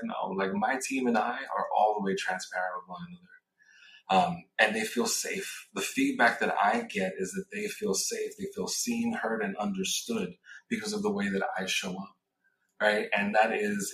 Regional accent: New York City, New York, United States; moved away as an adult; also born or lived in West Coast; I grew up in New York City, moved to the West Coast, got recruited to work at LinkedIn.

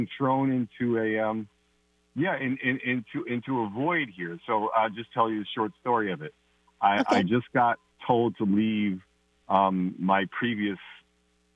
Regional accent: East Coast, United States; moved away; I'm originally from the East Coast, and I have family back there

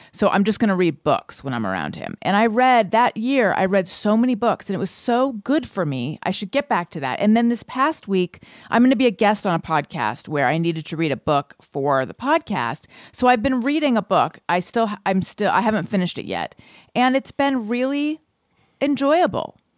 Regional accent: United States

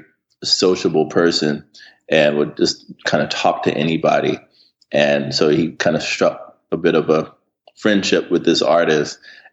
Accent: Hampton, Virginia, United States; moved away as an adult; also born or lived in Richmond, Virginia / Harlem, New York; now in New York, United States; growing up in Hampton

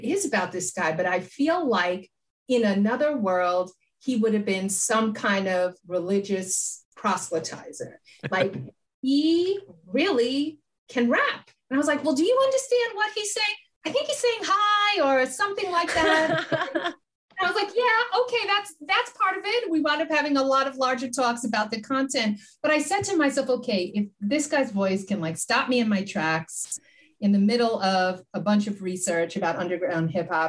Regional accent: Queens, New York, United States; I'm a kid from Queens, New York. I grew up with hip hop. I remember seeing like … and … in the parks when I was a kid.

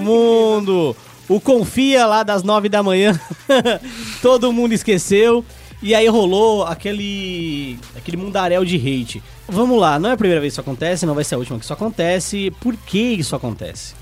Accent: Brazil; a gente tem aqui no é. Brasil

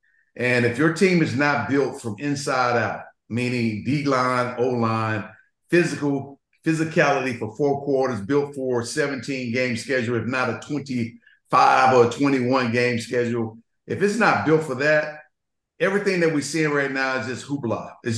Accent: Florida, United States; we both are from the South. Jerry's from obviously Mississippi, and I'm from Florida.

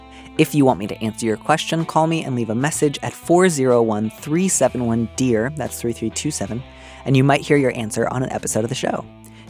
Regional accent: outside of Chicago, Illinois, United States; moved away; I grew up outside of Chicago.

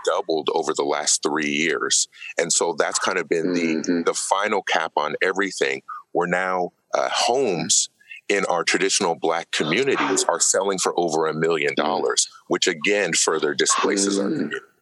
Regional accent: Oakland, California, United States; I was born and raised in Oakland here

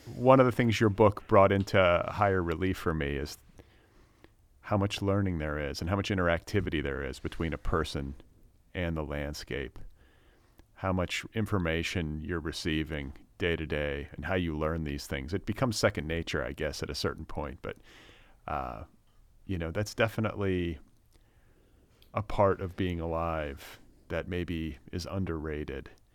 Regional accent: Milwaukee, Wisconsin, United States; moved away as an adult; now in California, United States; I grew up in the States. I, I was born in Milwaukee, up in Wisconsin

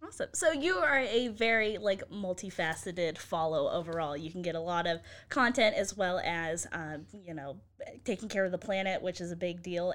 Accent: Nevada, United States; now in Waco, United States; I grew up in Nevada

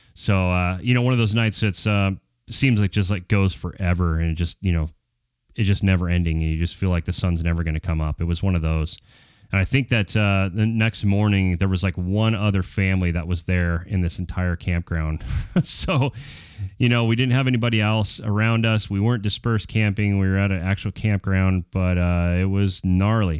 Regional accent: Prescott, Arizona, United States; I was born in Prescott, Arizona

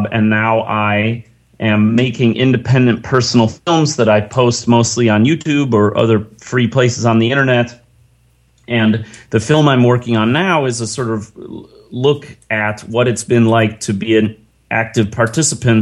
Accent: Chicago, Illinois, United States; now in San Francisco, United States; I'm a white North American male living in San Francisco, and I was born in Chicago

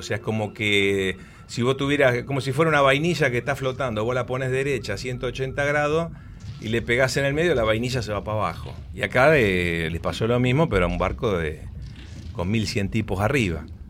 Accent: Buenos Aires, Argentina; Nací en Capital Federal, soy bien porteño, padre y madre entrerrianas

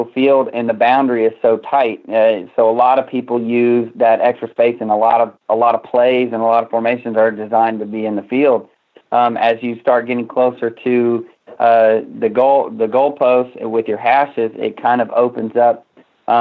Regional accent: Missouri, United States; moved away as an adult; now in Texas, United States; I'm actually originally from Missouri

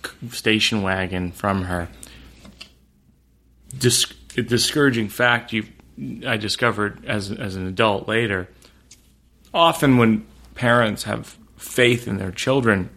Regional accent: Shrewsbury, Massachusetts, United States; I grew up in Shrewsbury, Massachusetts

